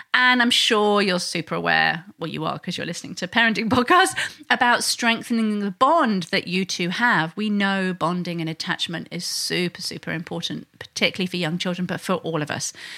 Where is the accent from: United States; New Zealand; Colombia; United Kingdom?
United Kingdom; England; now in Sydney, Australia; I'm originally from England